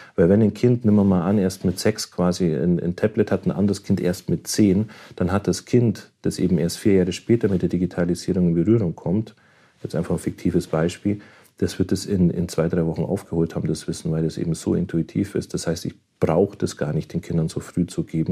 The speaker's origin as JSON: {"language": "German", "country": "Germany", "said": "Bei uns in Deutschland"}